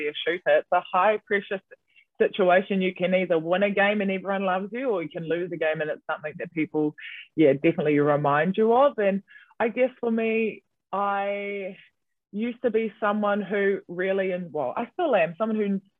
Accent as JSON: {"language": "English", "region": "Auckland", "country": "New Zealand", "tie": "born or raised there", "also_born_or_lived": "Wellington", "moved": "as an adult", "said": "being born and raised in Auckland and then living on your own in Wellington"}